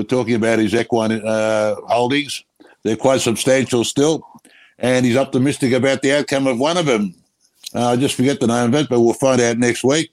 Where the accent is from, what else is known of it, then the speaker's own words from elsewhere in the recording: Australia; why we're so proud of being Australian